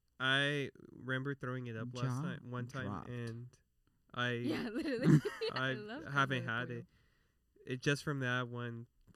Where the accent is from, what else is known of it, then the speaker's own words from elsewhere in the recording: Texas, United States; accent: southern twang; all my cousins were, like, born and raised in Mexico, and I'm over here, like, born in Texas.